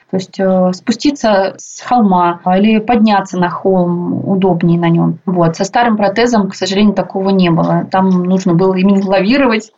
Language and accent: Russian; Tyumen, Tyumen Oblast, Russia; also born or lived in Ufa, Russia; now in Moscow, Russia; все дети мы там росли в Тюмени, в Тюменской области